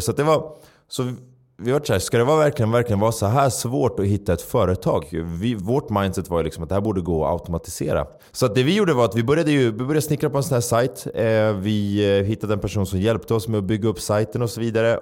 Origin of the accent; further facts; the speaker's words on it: Stockholm, Stockholm County, Sweden; jag uppvuxen i, i, i förorten, en förort i Stockholm